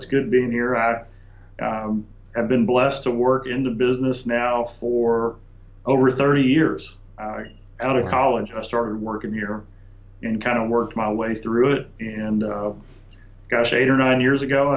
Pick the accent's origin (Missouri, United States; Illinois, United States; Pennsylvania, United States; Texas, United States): Texas, United States; Dallas; also born or lived in Columbia, South Carolina; I was born in Columbia, South Carolina, but raised in Dallas, Texas. We moved to Dallas when I was 3, so it's really the only place I know.